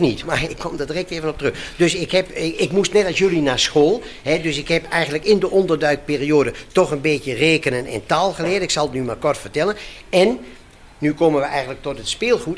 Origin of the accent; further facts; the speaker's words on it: Varsseveld, Gelderland, Netherlands; Ik kom uit Varsseveld en daar kende bijna iedereen, kende, kende elkaar daar en ze, en ze wisten wel wie je was